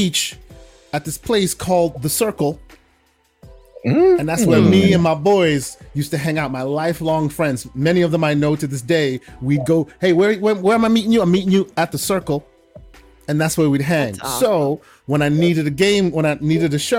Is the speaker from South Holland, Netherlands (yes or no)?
yes; The Hague, South Holland, Netherlands; moved away; also born or lived in Germany / Amsterdam / Rotterdam; I was raised in the Netherlands, So like, ooh, like born in Germany, raised in most of my life in the Netherlands